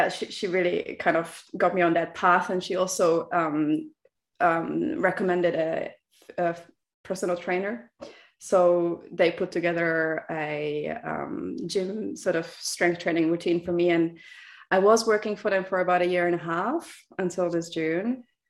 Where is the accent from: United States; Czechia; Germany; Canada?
Czechia; now in Birmingham, United Kingdom; I grew up in the Czech Republic